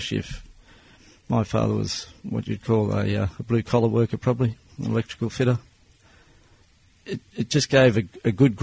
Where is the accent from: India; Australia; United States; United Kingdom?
Australia; Brisbane, Queensland; I was born in Brisbane, grew up in Aspley. I went to school right through to the finish of high school in Aspley.